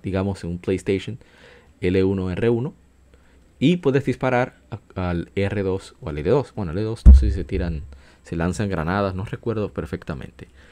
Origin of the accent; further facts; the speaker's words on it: Dominican Republic; República Dominicana, en mi país